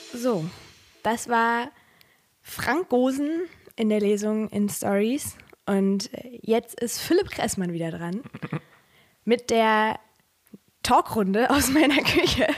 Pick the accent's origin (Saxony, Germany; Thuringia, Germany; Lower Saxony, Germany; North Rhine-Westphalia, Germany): North Rhine-Westphalia, Germany; Ruhr area; now in Rhineland, Germany; ich komme aus dem Ruhrgebiet